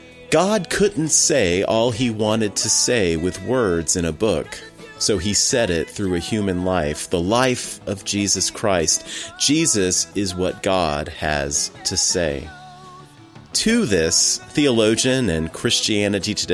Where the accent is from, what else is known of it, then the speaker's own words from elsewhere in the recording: United States; accent: American; my boring American accent